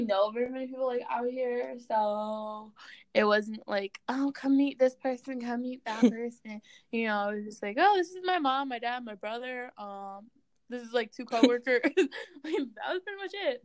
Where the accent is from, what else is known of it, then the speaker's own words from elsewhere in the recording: Grand Forks, North Dakota, United States; my my hometown's an hour and a half from the border.